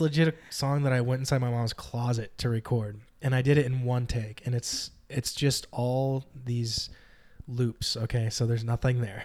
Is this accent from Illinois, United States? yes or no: no; Northern California, United States; Northern California